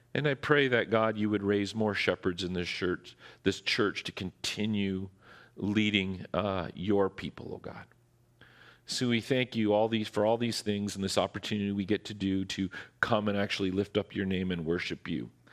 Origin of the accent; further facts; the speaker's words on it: Ontario, Canada; now in Squamish, Canada; I'm from Ontario